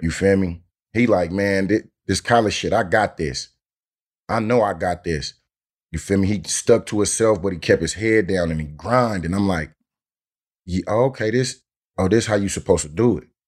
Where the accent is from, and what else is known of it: Oakland, California, United States